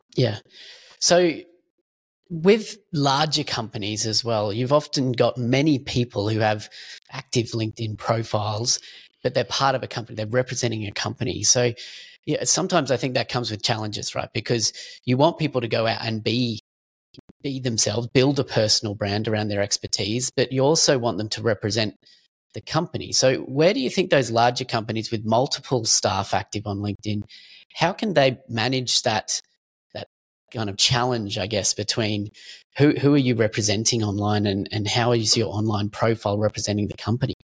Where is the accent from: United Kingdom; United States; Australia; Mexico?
Australia; we're both Australian